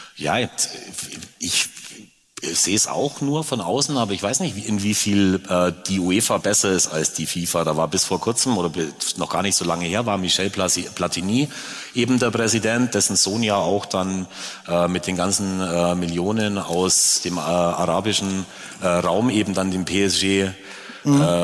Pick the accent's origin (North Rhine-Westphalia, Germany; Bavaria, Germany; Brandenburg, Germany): Bavaria, Germany; Augsburg; ich komme hier aus der Stadt